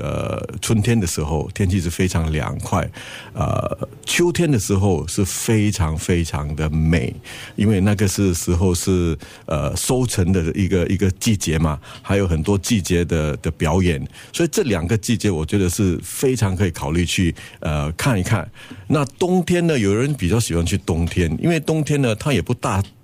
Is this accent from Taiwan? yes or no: no; Singapore; 我们新加坡人的压力蛮大的